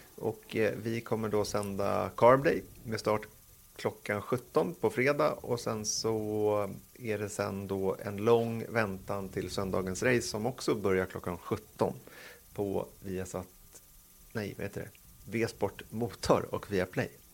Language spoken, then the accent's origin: Swedish; Sweden; som svensk